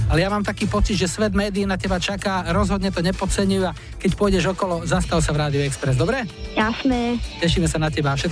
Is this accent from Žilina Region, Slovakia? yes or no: yes; Višňové, Žilina Region, Slovakia; Ja som z Višňového.